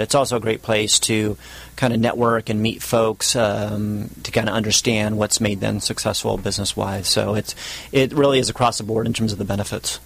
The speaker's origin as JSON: {"language": "English", "area": "Orange County", "region": "California", "country": "United States", "said": "I'm from Orange County."}